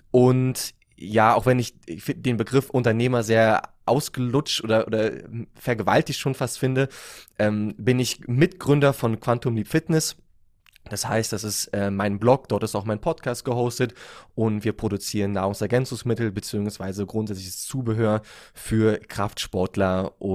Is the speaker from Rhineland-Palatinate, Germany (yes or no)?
no; Berlin, Germany; Ich komme aus Berlin. Ich bin 28 Jahre alt jetzt.